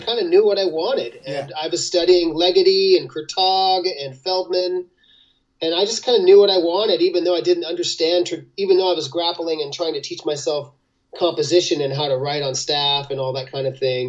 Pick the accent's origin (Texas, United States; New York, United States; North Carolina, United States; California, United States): California, United States; Los Angeles; born there; I forgot to tell you, I was born in Los Angeles.